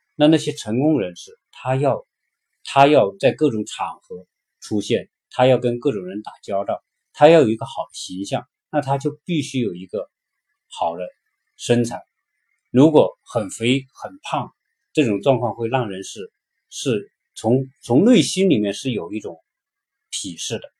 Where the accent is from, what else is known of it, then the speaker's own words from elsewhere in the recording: China; moved away as an adult; now in United States; 我们中国人普遍肥胖的比例